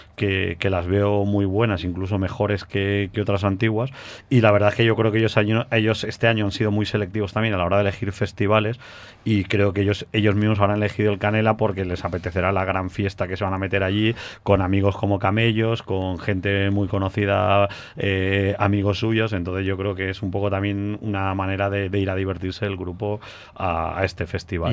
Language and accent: Spanish; Valencia, Valencian Community, Spain; nosotros somos de aquí de Valencia